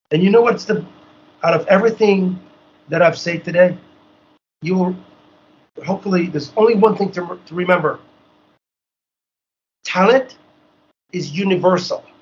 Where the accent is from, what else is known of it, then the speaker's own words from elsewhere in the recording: Haiti; so when every time I would say I'm from Haiti, it was a, like a surprise.